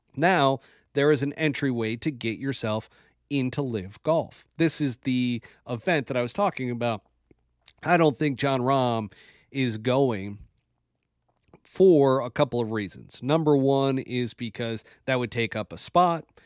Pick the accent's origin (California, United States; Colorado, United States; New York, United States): New York, United States; as a New Yorker